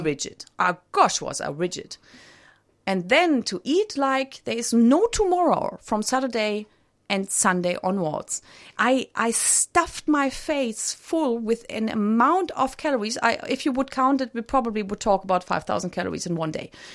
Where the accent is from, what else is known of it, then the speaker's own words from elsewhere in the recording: Germany; I grew up in Germany